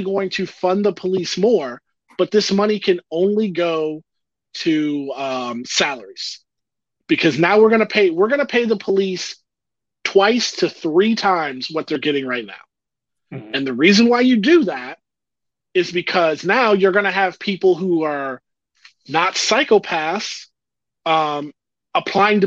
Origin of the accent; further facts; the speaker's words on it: St. Petersburg, Florida, United States; I lived through a race riot as a kid in my home in St. Petersburg, Florida